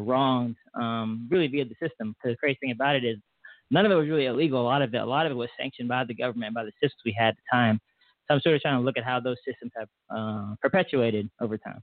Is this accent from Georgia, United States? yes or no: yes; Atlanta, Georgia, United States; moved away as an adult; now in Tulsa, United States; i was from Atlanta before.